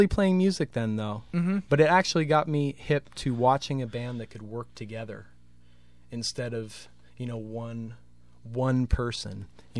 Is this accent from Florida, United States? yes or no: no; Larkspur, California, United States; I grew up in Larkspur.